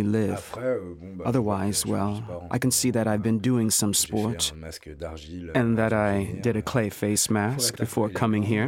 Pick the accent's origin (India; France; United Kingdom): France; Nevers, Bourgogne-Franche-Comté; I was born in Nevers.